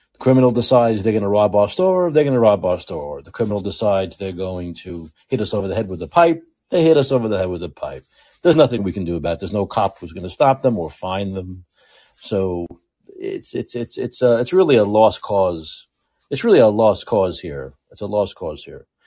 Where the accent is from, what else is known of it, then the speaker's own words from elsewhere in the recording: New York, United States; accent: New York; I know my New York accent